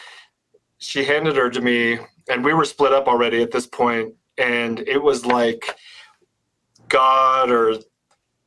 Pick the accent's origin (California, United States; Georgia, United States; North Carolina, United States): California, United States; Orange County; now in Colorado, United States; I grew up in Orange County